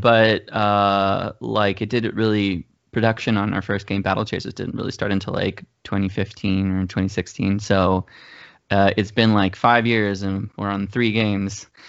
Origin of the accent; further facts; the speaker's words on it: Mexico; moved away as an adult; also born or lived in Georgia, United States; now in United States; I grew up in Mexico